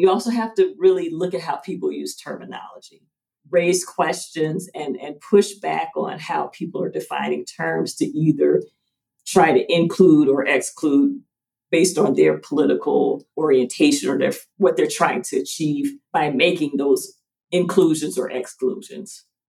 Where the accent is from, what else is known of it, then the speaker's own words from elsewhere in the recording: Atlanta, Georgia, United States; My family is from rural Georgia. I was the first born in the city. I was born in Atlanta